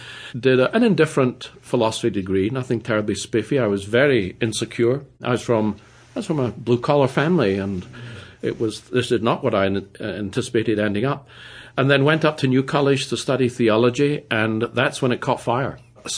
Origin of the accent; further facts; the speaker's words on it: Edinburgh, Scotland, United Kingdom; moved away as an adult; now in Pittsburgh, United States; From Edinburgh.